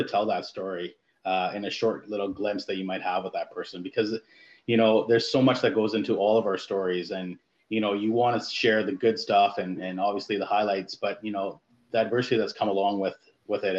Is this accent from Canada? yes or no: yes; London, Ontario, Canada; being a Londoner born and raised